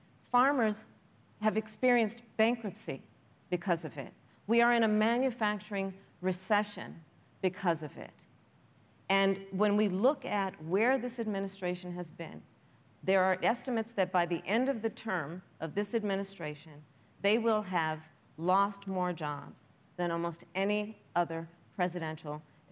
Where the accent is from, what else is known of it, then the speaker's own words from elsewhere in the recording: California, United States; including my home state of California.